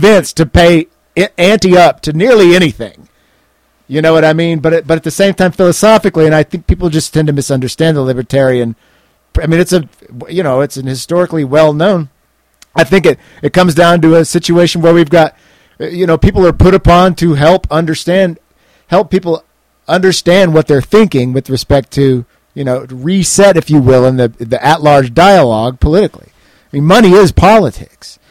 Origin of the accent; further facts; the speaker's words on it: United States; I'm an American journalist